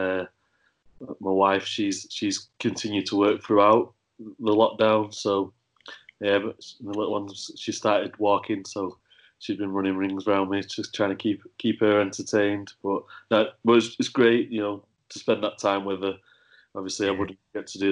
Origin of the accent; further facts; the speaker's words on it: Warrington, North West England, United Kingdom; I'm in my hometown, back in Warrington